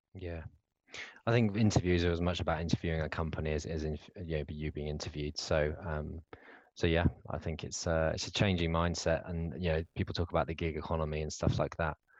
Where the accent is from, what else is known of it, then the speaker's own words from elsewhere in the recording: United Kingdom; as a Brit